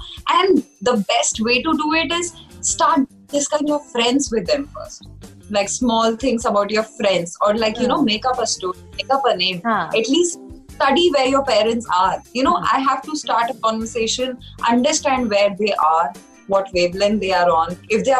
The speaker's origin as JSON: {"language": "English", "region": "Delhi", "country": "India", "tie": "born or raised there", "moved": "yes"}